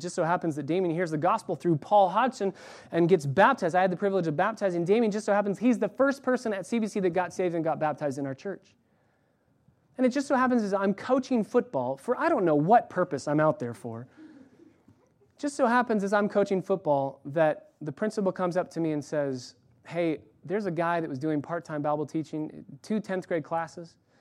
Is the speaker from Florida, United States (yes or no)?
no; California, United States; I was born in California.